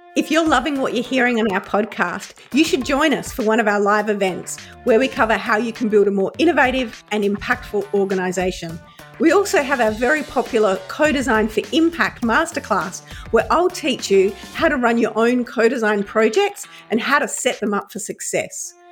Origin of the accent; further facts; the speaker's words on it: Adelaide, South Australia, Australia; Growing up in Adelaide